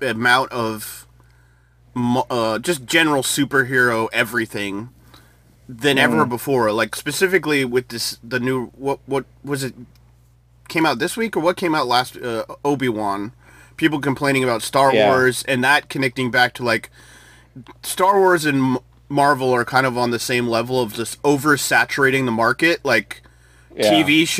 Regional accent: United States; as an American

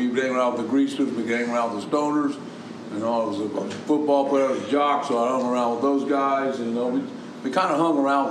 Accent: Crooksville, Ohio, United States; I grew up in Crooksville, which is another town like Chillicothe. You know, these are mostly white towns.

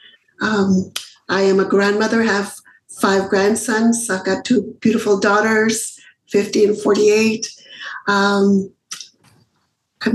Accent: Mexicali, Baja California, Mexico; where I was born in Mexicali

